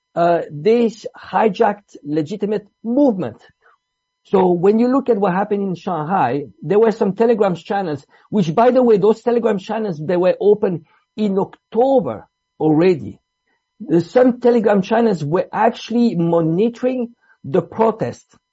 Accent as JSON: {"language": "English", "country": "Switzerland", "tie": "born or raised there", "also_born_or_lived": "Italy", "said": "I'm Italian. I grew up in Switzerland."}